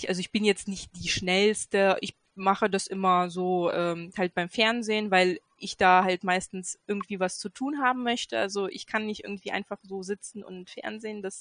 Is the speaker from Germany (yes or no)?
yes; Göttingen, Lower Saxony, Germany; Ähm, ich komme aus Göttingen ähm, und wohne ähm, in Geismar hier in Göttingen mit ähm, meinem Mann und drei Kids.